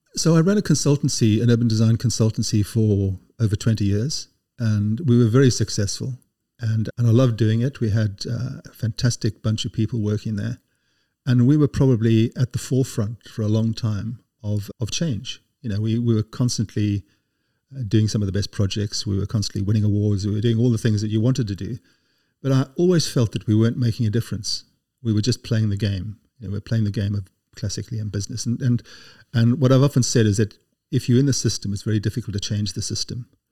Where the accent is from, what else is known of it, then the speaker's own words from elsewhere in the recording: South Africa; moved away as an adult; also born or lived in Cape Town, South Africa; now in United Kingdom; growing up in South Africa